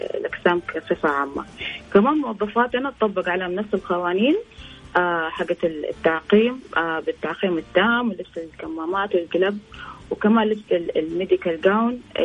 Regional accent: Saudi Arabia; انا سعوديه مفتخر فيها

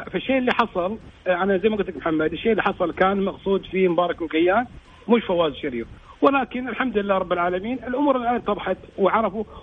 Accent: Kuwait; واللي تعتبر العمق الاستراتيجي لنا احنا ككويتيين

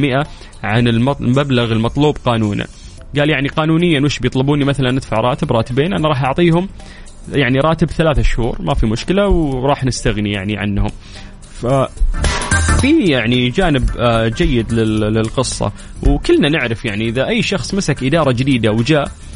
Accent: Saudi Arabia; إحنا كسعوديين

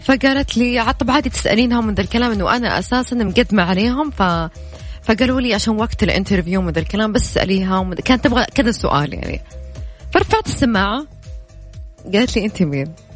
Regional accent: Najd, Saudi Arabia; accent: Najdi; أنا وأميرة عشان كنا نتكلم نجدي

